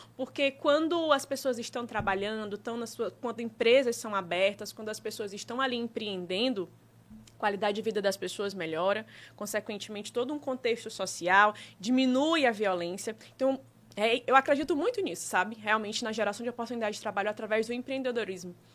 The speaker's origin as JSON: {"language": "Portuguese", "country": "Brazil", "tie": "born or raised there", "said": "minha região, que é do Disseu, né? É a região onde eu nasci, cresci, é onde eu empreendo, tenho loja"}